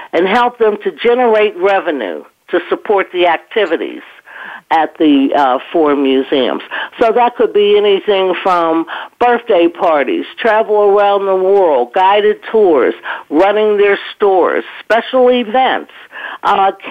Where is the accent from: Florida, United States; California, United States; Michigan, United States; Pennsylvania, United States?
Pennsylvania, United States; Pittsburgh; also born or lived in Connecticut; I grew up in Western Pennsylvania in the Homewood Brushton section of Pittsburgh